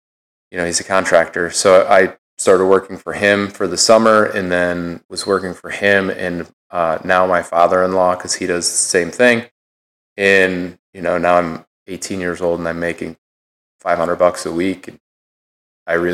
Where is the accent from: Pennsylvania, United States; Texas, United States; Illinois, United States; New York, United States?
New York, United States; Fabius; growing up in Fabius, I think our entire school is 300 people